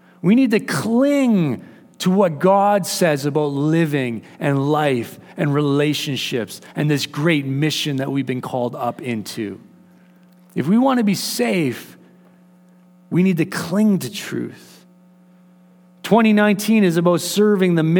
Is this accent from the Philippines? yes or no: no; Canada; as Canadians